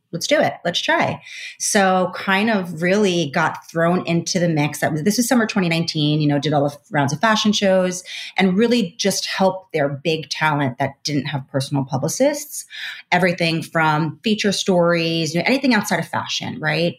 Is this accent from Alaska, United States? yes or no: no; Long Island, New York, United States; I'm also from Long Island, New York